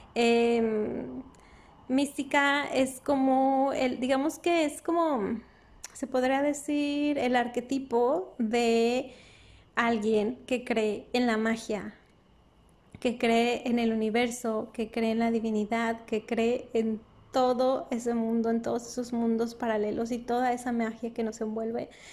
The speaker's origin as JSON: {"language": "Spanish", "region": "Durango", "country": "Mexico", "moved": "yes", "said": "yo soy norteña del norte de México, de Durango, Durango"}